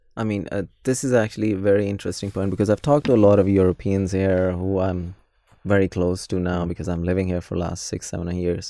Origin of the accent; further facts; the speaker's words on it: Pakistan; moved away; growing up in Pakistan